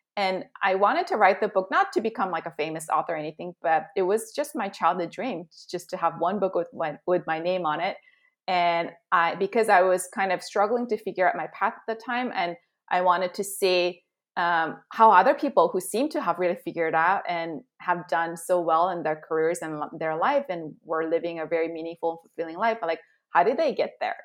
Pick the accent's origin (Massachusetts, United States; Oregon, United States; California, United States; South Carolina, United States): California, United States; Southern; also born or lived in South Korea; came back to Southern California in seventh grade